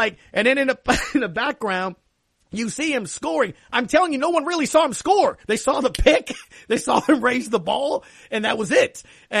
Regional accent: New Orleans, Louisiana, United States; I'm coming from the West Bank

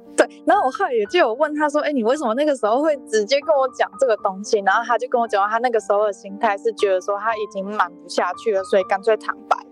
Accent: Taichung, Taiwan; 也是在台中啊，我是台中人

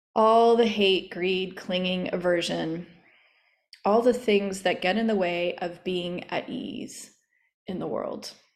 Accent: Oklahoma, United States; growing up in Oklahoma in an apartment

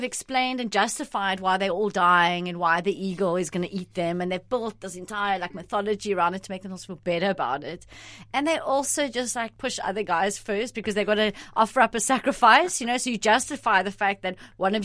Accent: South Africa; born or raised there; English is a second language; also born or lived in Italy

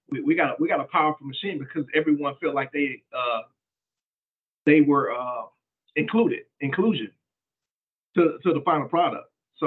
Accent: Mississippi, United States; I grew up in Mississippi.

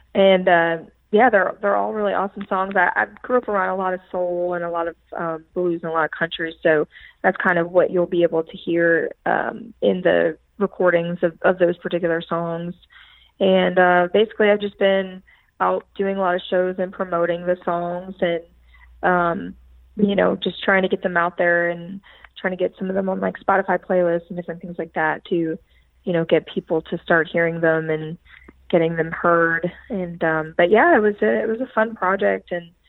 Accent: Philadelphia, Pennsylvania, United States; definitely not the people that you're going to meet somewhere like Philadelphia. Of course, I love my hometown

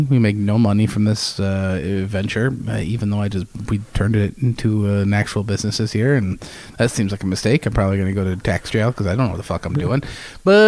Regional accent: Webster, New York, United States; my hometown of Webster, New York

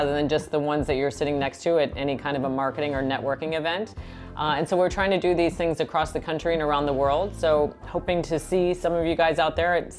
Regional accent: Wisconsin, United States; I'm from the Midwest, so I can say that. I'm from Wisconsin.

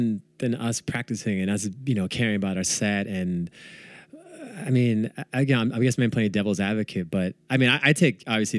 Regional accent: Bay Area, California, United States; I'm from the Bay Area

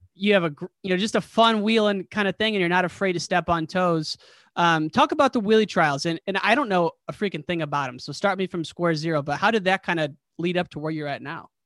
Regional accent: United States; now in Chicago, United States; I'm from a small town right in the Quad City area. about six thousand people

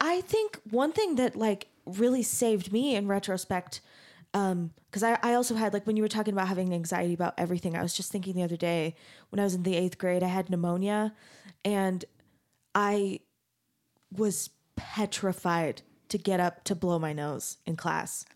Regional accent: Mesa, Arizona, United States; I grew up in Mesa, Arizona

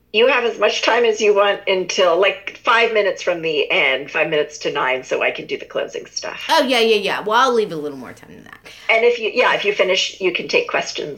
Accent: Beaumont, Texas, United States; I grew up and um, I was born in 1975 in Beaumont

